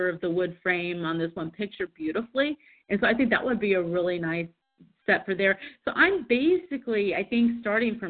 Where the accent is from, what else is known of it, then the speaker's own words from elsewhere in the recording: Kansas City, United States; moved away; I was from Kansas City